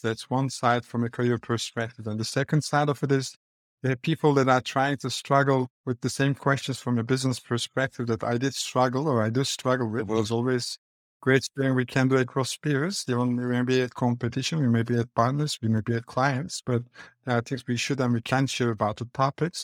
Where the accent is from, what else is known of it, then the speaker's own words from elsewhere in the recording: Istanbul, Turkey; accent: Turkish; English is a second language; moved away as an adult; now in New York, United States; The accent is Turkish. That's why I was born and I grew up in Istanbul